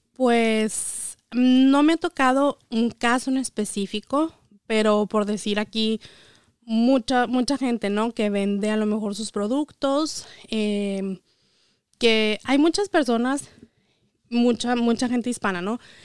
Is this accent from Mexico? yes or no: yes; Chihuahua, Mexico; moved away as an adult; now in United States; yo soy de Chihuahua, eh, soy contadora egresada de la Universidad Autónoma de Chihuahua y llegué aquí hace ocho años